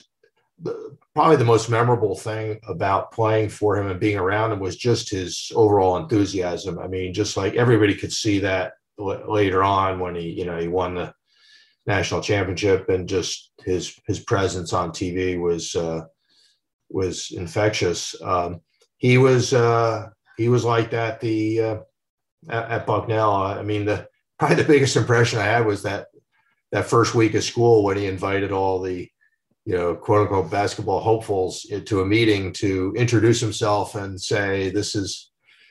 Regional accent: Westfield, New Jersey, United States; growing up in New Jersey

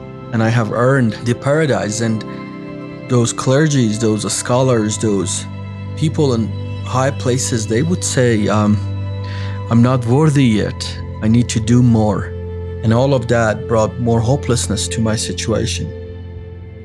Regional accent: Iran; I was born and raised in Iran

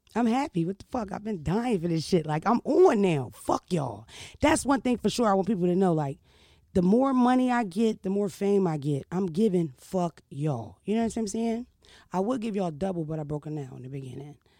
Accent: Philadelphia, Pennsylvania, United States; I'm from Philadelphia

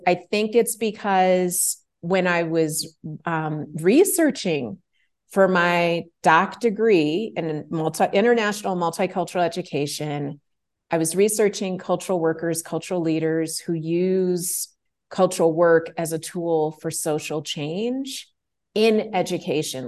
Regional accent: Chicago, Illinois, United States; I grew up in Chicago, Illinois, in the United States

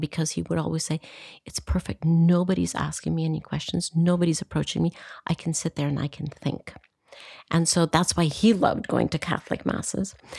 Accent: Costa Rica; I come from Costa Rica

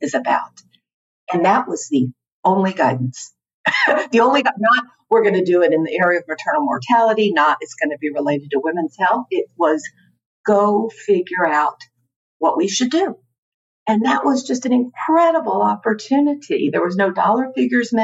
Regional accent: Houston, Texas, United States; moved away as an adult; also born or lived in Washington, D.C.; I'm from Houston, Texas originally

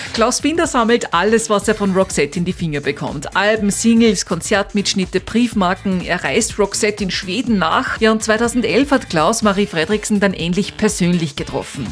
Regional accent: Laakirchen, Upper Austria, Austria; aus Lackirchen

